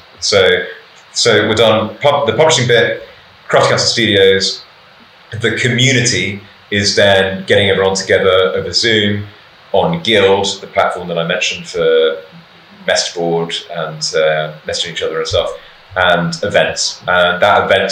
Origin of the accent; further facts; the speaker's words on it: London, United Kingdom; as a Londoner for all my life